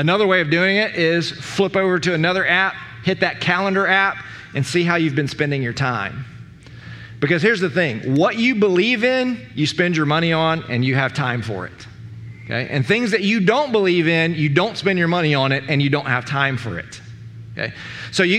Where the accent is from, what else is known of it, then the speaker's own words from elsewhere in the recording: United States; we as American Christians